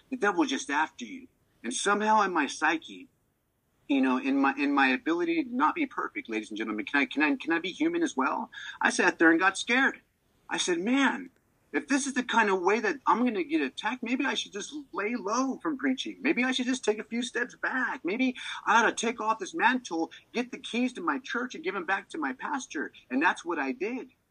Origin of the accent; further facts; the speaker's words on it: Maricopa, Arizona, United States; also born or lived in Tucson, Arizona; I'm going out to my hometown in Maricopa